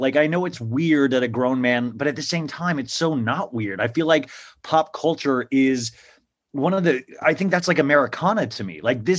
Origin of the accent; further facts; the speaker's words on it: Kansas, United States; I grew up in Kansas, and Variety, my parents would be like, why is my 8-year-old son getting something that tells like box office figures